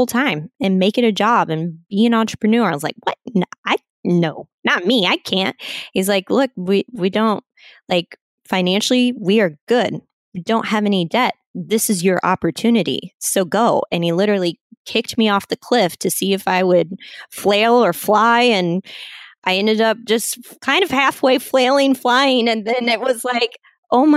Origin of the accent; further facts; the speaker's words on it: Kansas City, United States; moved away as an adult; now in San Diego, United States; We grew up in the Kansas City area, went to school out there. I never in a million years thought that I would move out to the West Coast, but here I am and I'm living in San Diego